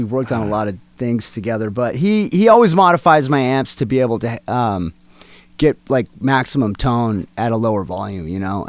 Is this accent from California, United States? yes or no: yes; San Francisco Bay Area, California, United States; also born or lived in Atlanta, Georgia; I grew up in the Bay Area